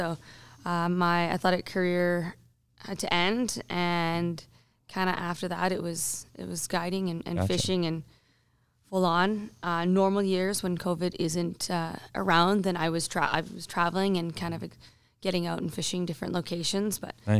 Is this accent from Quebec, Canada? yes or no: no; Alberta, Canada; also born or lived in British Columbia; I was born in BC and I was raised in Alberta. So what I do say to people is like, Alberta is my home. BC is my backyard.